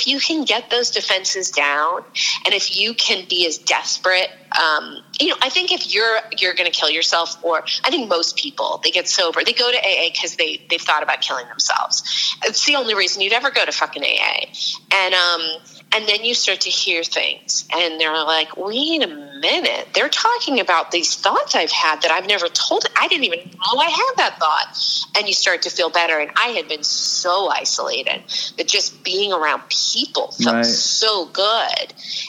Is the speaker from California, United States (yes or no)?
yes; California, United States; Marin County up north.